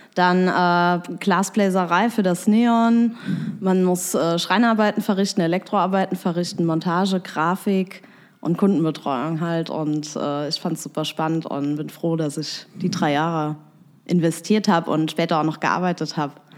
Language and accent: German; Bitburg, Rhineland-Palatinate, Germany; also born or lived in Trier; now in Koblenz, Germany; ursprünglich bin ich eigentlich aus Bitburg in der Eifel